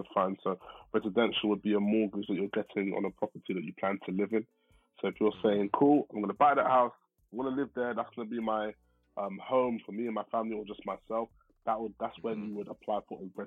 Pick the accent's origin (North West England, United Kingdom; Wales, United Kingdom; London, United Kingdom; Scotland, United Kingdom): London, United Kingdom; I'm from West London